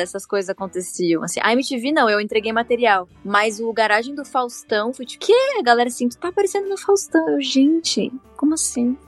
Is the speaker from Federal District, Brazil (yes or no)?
no; Torres, Rio Grande do Sul, Brazil; da cidade onde eu me criei, que foi em Torres, uma praia do Rio Grande do Sul